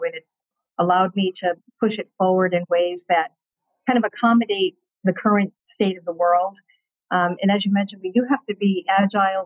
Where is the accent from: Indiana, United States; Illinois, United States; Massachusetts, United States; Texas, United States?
Massachusetts, United States; Peabody; I grew up in Peabody, in a, in a great neighborhood.